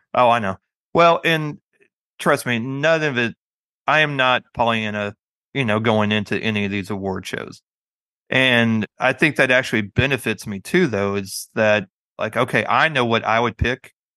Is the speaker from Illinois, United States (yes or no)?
no; Springfield, Missouri, United States; that's my hometown